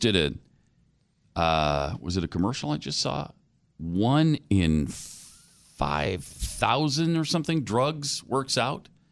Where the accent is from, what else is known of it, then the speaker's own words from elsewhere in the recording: Michigan, United States; I'm from Michigan